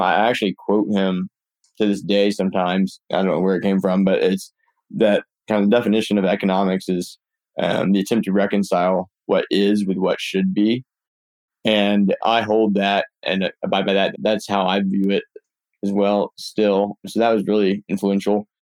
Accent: Birmingham, Alabama, United States; moved away; also born or lived in Claremont / Mountain View; I grew up in Birmingham, Alabama

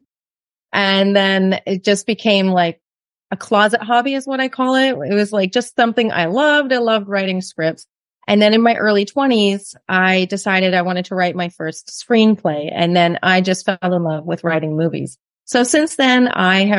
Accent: Canada; moved away as an adult; now in Mexico; we're from Canada, so we sold everything and moved to Mexico

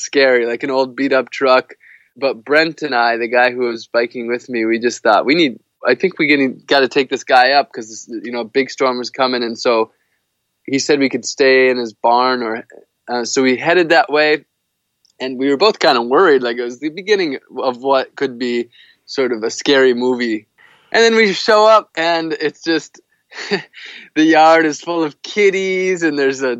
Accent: United States; I'm a privileged person growing up in the United States as a white male

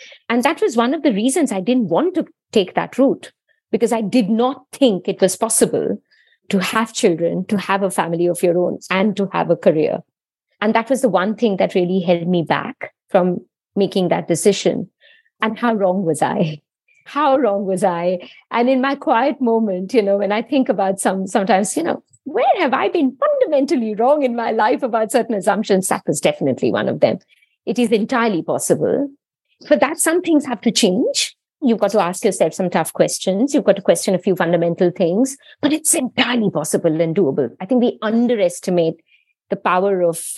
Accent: India; moved away as an adult; now in United Kingdom; I was born and brought up in India. I grew up there.

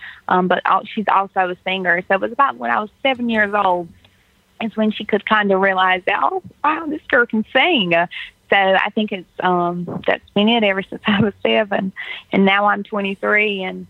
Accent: Pembroke, North Carolina, United States; also born or lived in Wilmington, North Carolina; I'm from Pembroke, North Carolina. I'm an enrolled tribal member of the Lumbee tribe of North Carolina, but I'm actually a student at the University of North Carolina at Wilmington, a little bit 75 miles

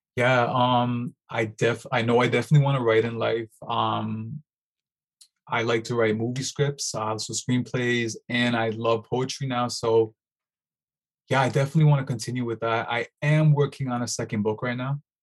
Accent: Toronto, Ontario, Canada; born and raised in Toronto

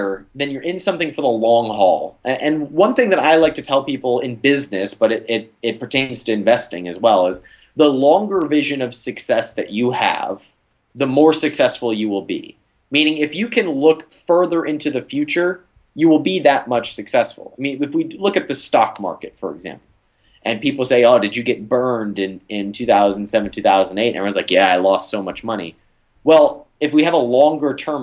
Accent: Ohio, United States; now in Texas, United States; I live in Texas, but I'm from Ohio and I invest in Ohio

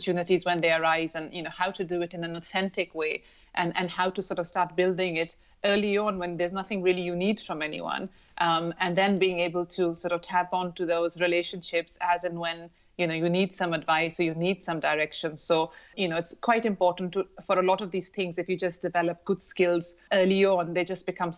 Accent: Lahore, Punjab, Pakistan; moved away; also born or lived in London / Dubai; I grew up in Lahore in Pakistan

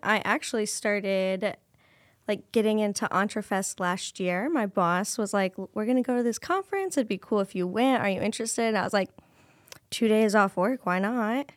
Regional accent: Cedar Rapids, Iowa, United States; I was born and raised in Cedar Rapids, Iowa

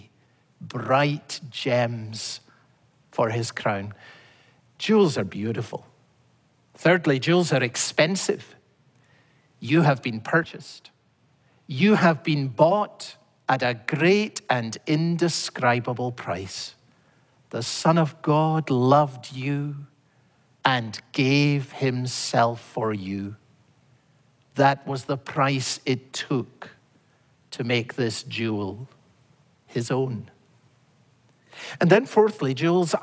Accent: Scotland, United Kingdom; as a boy growing up in Scotland

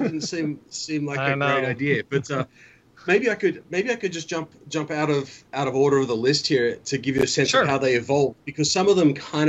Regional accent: Australia; I didn't even know that was in my lexicon, but wow, I'm more Australian than I thought.

